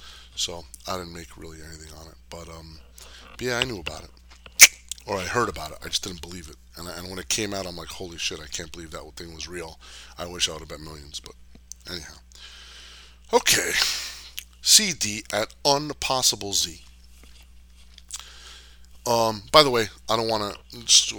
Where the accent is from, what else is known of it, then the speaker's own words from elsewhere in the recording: New Jersey, United States; I grew up in Jersey